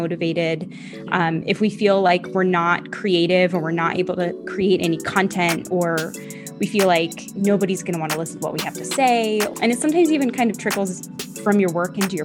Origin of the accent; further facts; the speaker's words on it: Florida, United States; moved away as an adult; now in California, United States; I grew up in Florida, moved to California for a bit, moved back to Florida for a while, and then came back to California.